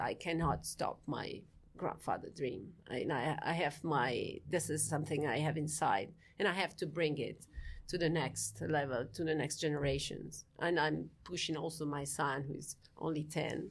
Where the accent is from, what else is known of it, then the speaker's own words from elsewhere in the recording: Friuli-Venezia Giulia, Italy; I'm from, uh, Friuli, Venezia, Giulia, which is the northeastern re-, uh, region of Italy.